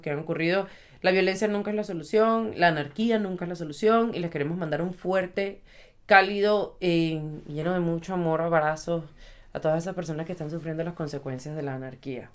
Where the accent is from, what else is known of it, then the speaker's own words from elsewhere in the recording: Venezuela; moved away; somos venezolanos